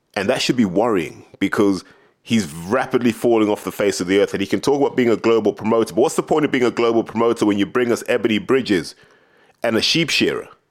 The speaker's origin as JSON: {"language": "English", "country": "United Kingdom"}